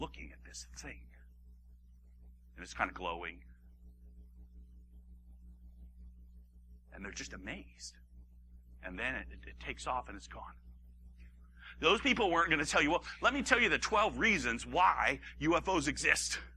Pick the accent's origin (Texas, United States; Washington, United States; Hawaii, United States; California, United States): Hawaii, United States; I grew up in Hawaii